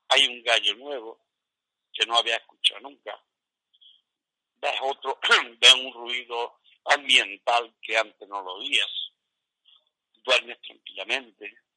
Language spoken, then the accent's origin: Spanish; Fuente Palmera, Andalusia, Spain